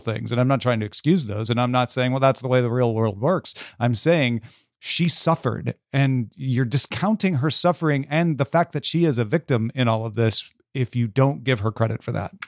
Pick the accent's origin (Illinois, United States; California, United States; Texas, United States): Illinois, United States; I grew up in Illinois